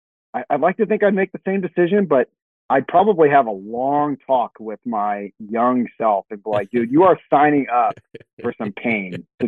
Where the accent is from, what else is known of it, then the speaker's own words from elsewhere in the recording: California, United States; I'm from California.